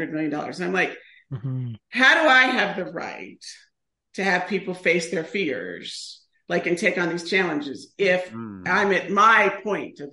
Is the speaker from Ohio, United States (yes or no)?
yes; Ohio, United States; I'm from Ohio.